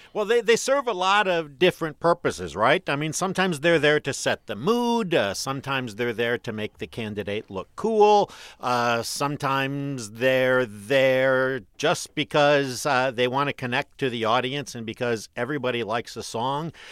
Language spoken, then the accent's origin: English; Detroit, Michigan, United States; I am a kid from Detroit